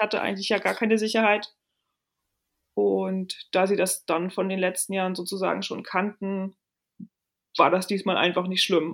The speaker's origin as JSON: {"language": "German", "town": "Rostock", "region": "Mecklenburg-Vorpommern", "country": "Germany", "tie": "born or raised there", "also_born_or_lived": "Lübeck / Altes Land (Stade)", "moved": "yes", "lives_now": "Hamburg, Germany", "said": "Gebürtige Rostockerin und ähm, ja, ich bin in Mecklenburg-Vorpommern aufgewachsen"}